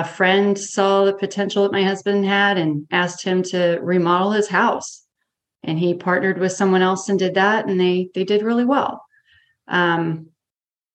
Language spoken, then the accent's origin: English; an hour north of Corpus Christi, South Texas, United States; I grew up here and then moved away closer to Corpus for a few years for college.